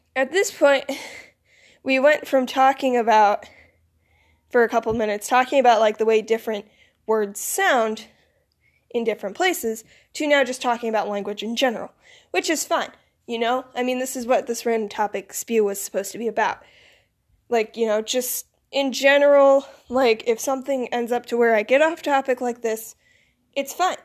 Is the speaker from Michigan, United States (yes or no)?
yes; Michigan, United States; accent: northern; also born or lived in Florida; I grew up and I was raised in the north, so I have more of a northern accent, but the southern accent is still there